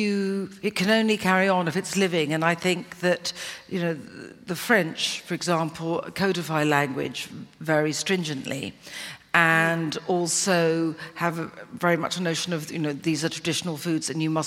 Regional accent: Cornwall, South West England, United Kingdom; I am more Cornish than Devonian

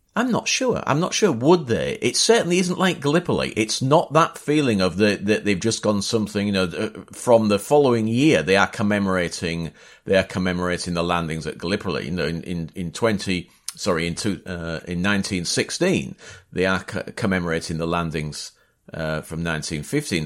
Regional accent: Hull, Yorkshire and the Humber, United Kingdom; also born or lived in Bapaume; that's my hometown, that's Hull.

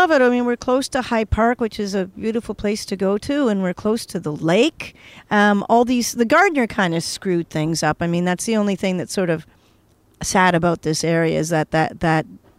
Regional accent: Toronto, Ontario, Canada; also born or lived in Paris; Toronto. That's why I feel so for you know comfortable here because I have history here.

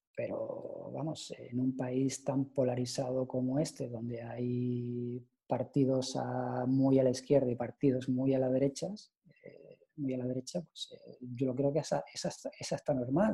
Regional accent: Canary Islands, Spain; yo como soy de de Canarias

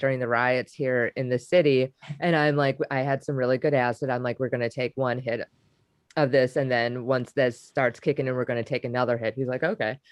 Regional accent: Wisconsin, United States; I'm from Wisconsin

